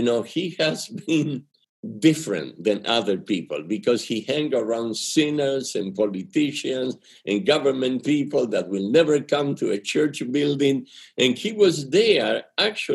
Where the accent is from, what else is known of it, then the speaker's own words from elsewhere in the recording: Argentina; English is a second language; moved away; It's my accent. Okay? I'm from Argentina. And when you learn English later in life, it comes out rusty like this